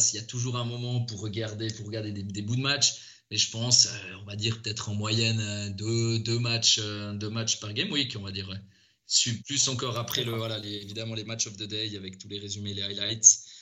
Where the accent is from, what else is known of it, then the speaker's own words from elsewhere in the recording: Valais, Switzerland; je viens du, du Valais, donc je supportais le, le FC Sion.